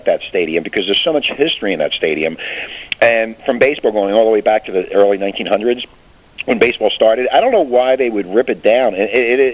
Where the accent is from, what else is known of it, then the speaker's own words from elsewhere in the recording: Philadelphia, Pennsylvania, United States; our hometown, my hometown